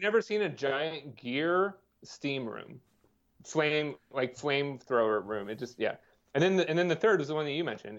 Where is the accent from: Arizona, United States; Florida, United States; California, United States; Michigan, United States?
California, United States; Bay Area; moved away; growing up in the Bay Area